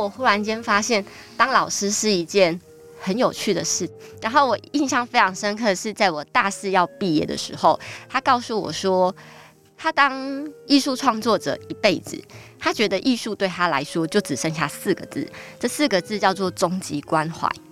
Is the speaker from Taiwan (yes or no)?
yes; Tainan, Taiwan; now in New Taipei, Taiwan; 我出生在一个很传统的大家庭里面，对，就是跟爷爷啊，然后伯父们一起住。然后呢 ，呃，我们家虽然很传统，但在台南是开二手书店的